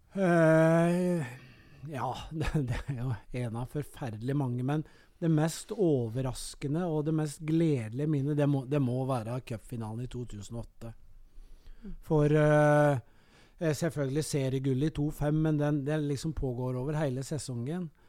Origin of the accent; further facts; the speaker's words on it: Kongsvinger, Innlandet, Norway; moved away; also born or lived in Elverum / Gjøvik; jeg er født og oppvokst på Kongsvinger